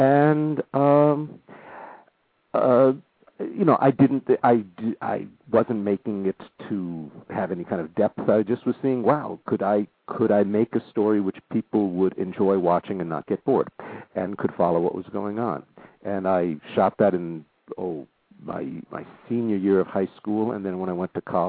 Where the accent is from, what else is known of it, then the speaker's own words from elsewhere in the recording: Southern California, United States; moved away as an adult; growing up in Southern California.